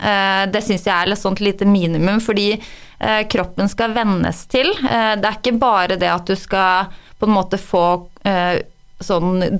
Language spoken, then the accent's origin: Norwegian; Røros, Trøndelag, Norway; De hører dialekta mi, og så tenker de at nei, hun er ikke fra Røros, men jeg er rørosing. Jeg føler meg som rørosing